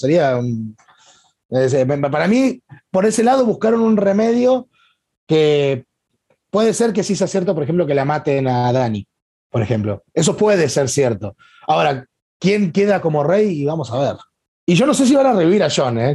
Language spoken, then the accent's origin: Spanish; Tierra del Fuego, Argentina; also born or lived in Corrientes, Argentina; mi Tierra del Fuego es mi provincia